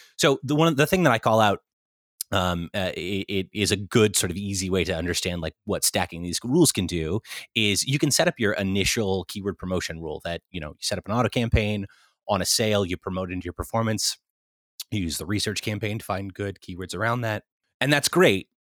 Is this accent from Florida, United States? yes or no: no; Central California, United States; moved away as an adult; also born or lived in Irvine / New York; now in Los Angeles, United States; I grew up in Central California originally